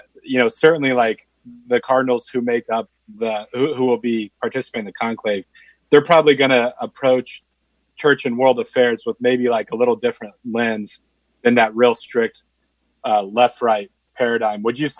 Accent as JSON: {"language": "English", "country": "United States", "said": "as an American Catholic"}